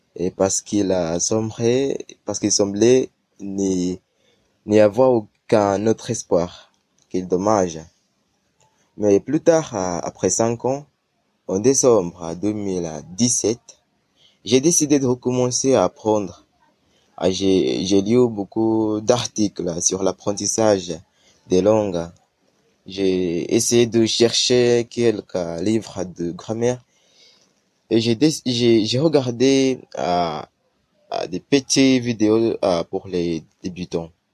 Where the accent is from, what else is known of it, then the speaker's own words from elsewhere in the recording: Uganda; French is a second language; je viens d'Ouganda, un pays d'Afrique euh, orientale